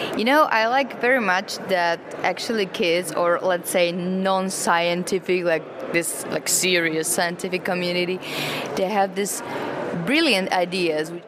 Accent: Slovakia; now in Prague, Czech Republic; I'm from Slovakia originally, but I work in Prague in the Czech Republic

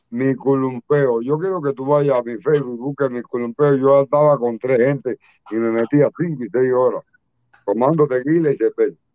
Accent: Granma, Cuba; moved away; also born or lived in Havana; cuando yo llegué a La Habana en el 82 y en René Ramos y yo hablaba de mi pueblo bajo yeso y granma

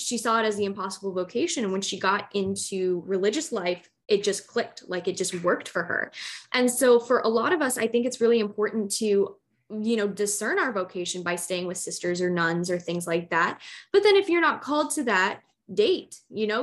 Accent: Chicago, Illinois, United States; I'm from Chicago, Illinois

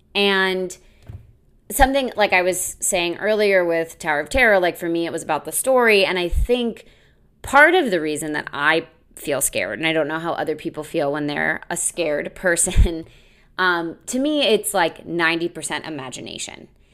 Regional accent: United States; I grew up near Six Flags.

